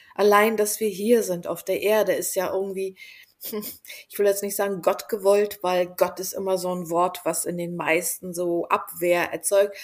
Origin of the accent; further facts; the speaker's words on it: Bulgaria; moved away; also born or lived in Berlin; ich bin doch Bulgarin